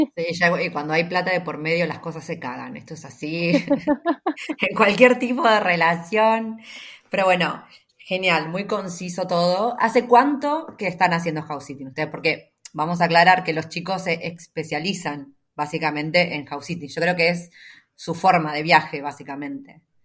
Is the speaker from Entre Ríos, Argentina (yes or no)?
no; Junín, Buenos Aires Province, Argentina; Fran y yo somos de Junín, las dos, ¿no? Esta ciudad, eh, la provincia de Buenos Aires